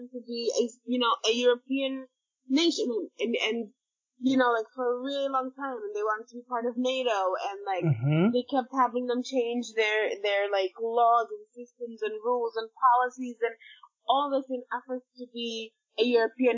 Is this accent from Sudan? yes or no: yes; Sudan; most Sudanese people, especially the youth of now and people that activists on social media and people just like myself, we don't identify as Arab.